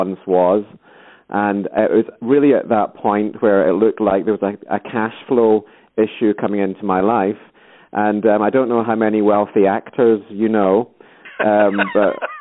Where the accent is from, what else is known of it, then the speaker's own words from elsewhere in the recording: Scotland, United Kingdom; accent: Scottish; I'm Scottish as well, you can probably tell from the accent.